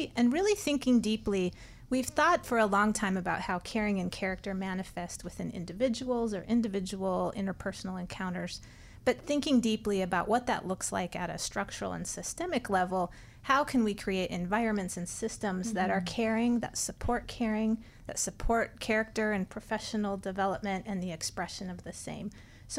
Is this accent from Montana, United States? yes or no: yes; rural Montana, United States; moved away; I grew up in rural Montana